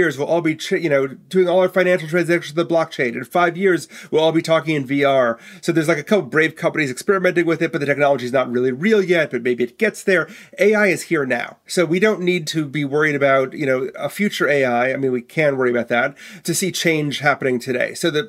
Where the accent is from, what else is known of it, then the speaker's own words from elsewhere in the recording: Milwaukee, Wisconsin, United States; So I may speak like an East Coaster, but I was born and raised in Milwaukee, Wisconsin, so which surprised everybody.